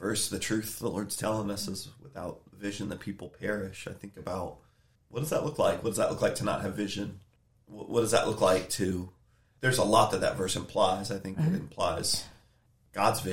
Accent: United States; I was born in America, speak English.

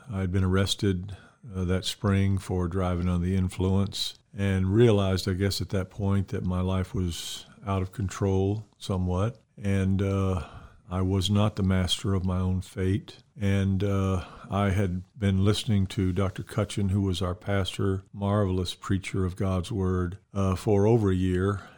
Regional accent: Mobile, Alabama, United States; I grew up in Mobile, Alabama. I was born there, reared there

